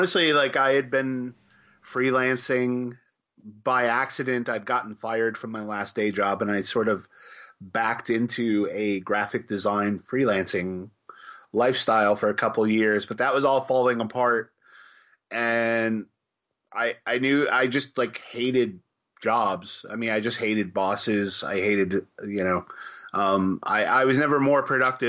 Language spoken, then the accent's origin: English; Chicago, Illinois, United States; I grew up in Chicago, and I was a latchkey kid